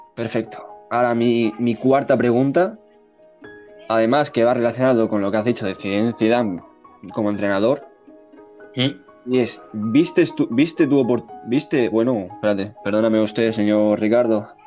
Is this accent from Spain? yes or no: yes; Spain; somos españoles